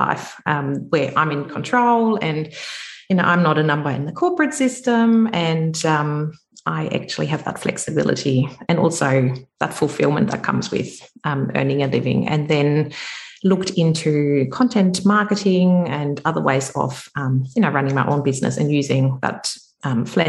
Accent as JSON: {"language": "English", "country": "Germany", "moved": "as an adult", "lives_now": "Australia", "said": "I'm originally from Germany. You might be able to pick that up. So I have been in Australia for 20 years"}